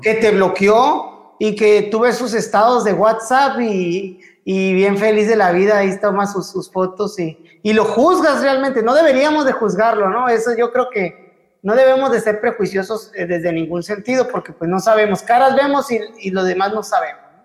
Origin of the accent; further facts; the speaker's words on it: Mexico; como, como mexicanos